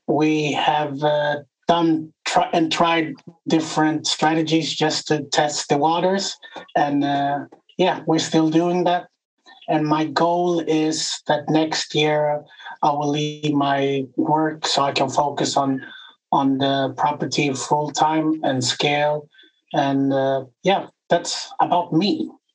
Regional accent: Sweden; I'm from Sweden.

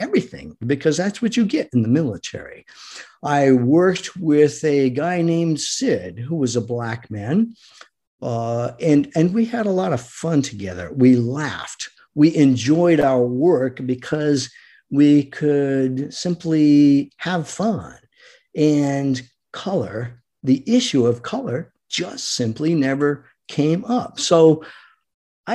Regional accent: Rhode Island, United States; I grew up in Rhode Island

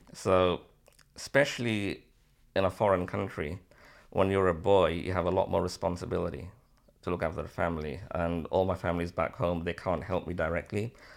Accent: Liverpool, North West England, United Kingdom; also born or lived in Bangladesh; I'm born in Bangladesh, came here when I was nine months old, living in Liverpool since, uh, nineteen seventy-eight.

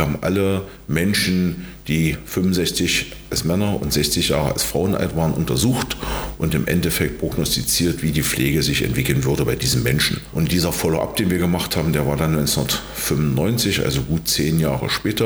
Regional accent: Magdeburg, Saxony-Anhalt, Germany; also born or lived in Torgau, Saxony; gebürtig aus Torgau, wohnhaft in, im Großraum Magdeburg seit 1968 bis 1973 in Magdeburg

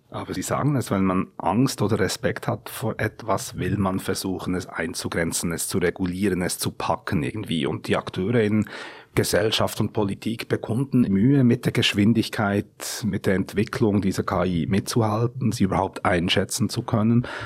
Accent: Switzerland; now in Berlin, Germany; als Schweizer, der auch wirklich ein großer Fan des Landes ist

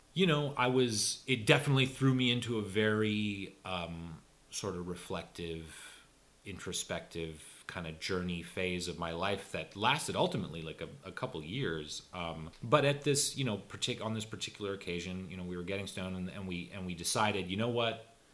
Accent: Los Angeles, California, United States; also born or lived in South Pasadena; I grew up in in Silver Lake, um, but I by the end of high school we had moved to South Pasadena

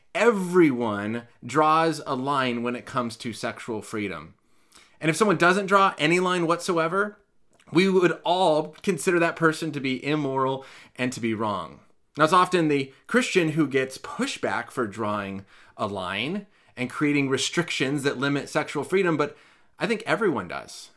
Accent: California, United States; As a Californian

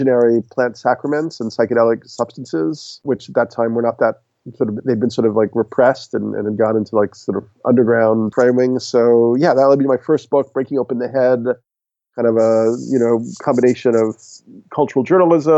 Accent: New York, United States; I'm a New Yorker

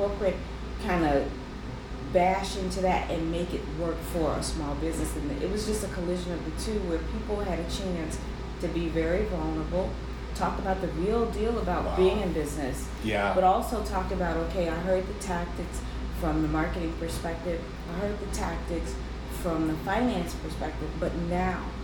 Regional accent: Chicago, Illinois, United States; I'm born, raised, and lived in Chicago

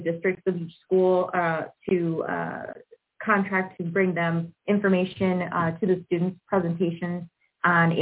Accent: Aurora, Illinois, United States; I'm born and raised in Aurora, Illinois

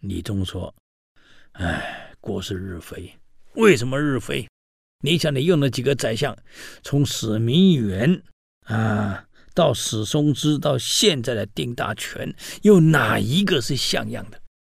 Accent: China; 我们中国人

